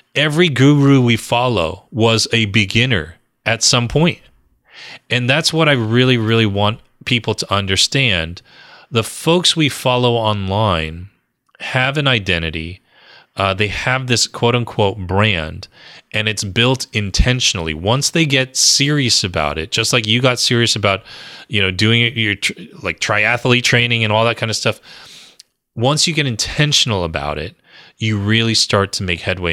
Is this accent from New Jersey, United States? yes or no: yes; New Jersey, United States; born or raised there